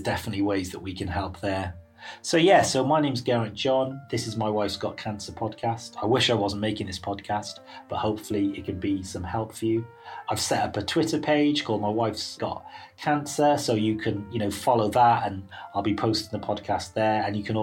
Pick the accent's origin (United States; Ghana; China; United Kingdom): United Kingdom; Wales; moved away as an adult; now in London, United Kingdom; I'm Welsh